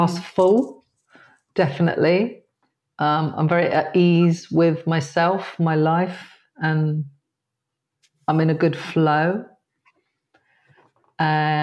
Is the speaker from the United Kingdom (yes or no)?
yes; Dorset, South West England, United Kingdom; I grew up in a very white area. I grew up in Dorset